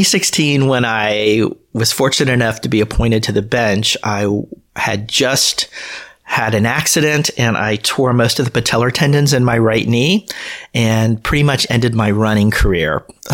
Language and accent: English; Hialeah, Florida, United States; moved away as an adult; also born or lived in Coral Gables, Florida / Gainesville, Florida; So I was born in Coral Gables at the University of Miami, but I was adopted at birth and I was raised in Hialeah, Florida